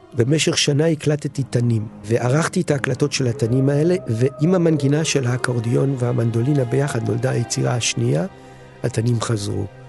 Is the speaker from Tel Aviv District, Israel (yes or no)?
yes; Tel Aviv, Tel Aviv District, Israel; now in Sde Boker, Israel; ואני עצמי נולדתי בתל אביב